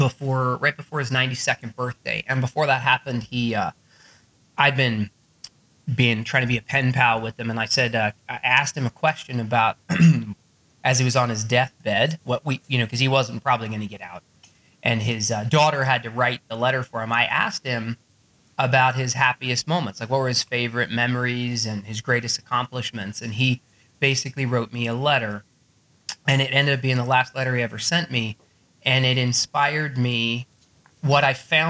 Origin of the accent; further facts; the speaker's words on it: Arizona, United States; I grew up in Arizona